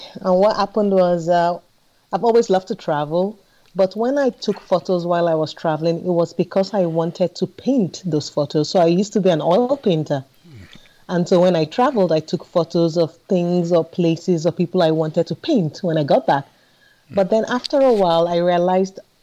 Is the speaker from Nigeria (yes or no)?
yes; Nigeria; now in Sweden; being Nigerian and African and growing up with a lot of color and vibrancy around me